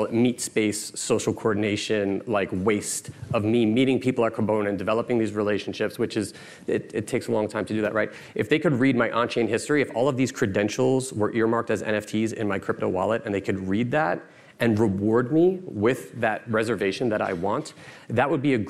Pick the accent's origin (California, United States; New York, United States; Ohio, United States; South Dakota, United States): New York, United States; born and raised in New York, educated in New York, have run businesses in New York, continue to live here.